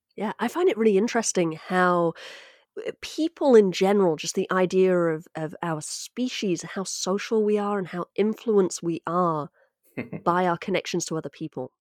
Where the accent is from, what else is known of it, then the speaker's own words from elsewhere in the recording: United Kingdom; now in United States; speaking as a Brit